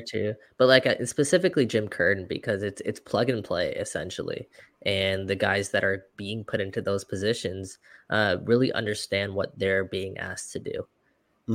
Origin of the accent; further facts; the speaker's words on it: Toronto, Ontario, Canada; we're from Toronto